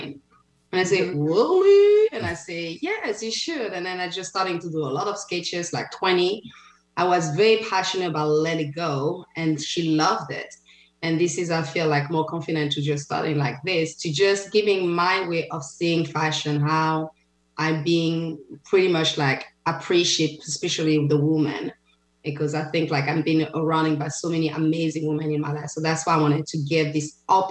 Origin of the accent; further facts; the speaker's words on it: Paris, Île-de-France, France; English is a second language; moved away as an adult; also born or lived in Martinique; now in Seattle, United States; as you can see from my accent, so I'm from Paris. So I born in Paris, but I'm originally from Martinique